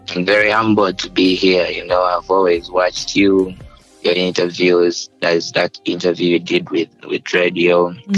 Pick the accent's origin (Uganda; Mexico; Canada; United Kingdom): Uganda; people used to think I'm not from Uganda